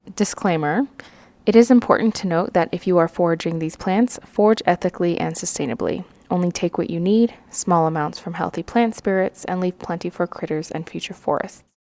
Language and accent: English; Colorado, United States; I am from Colorado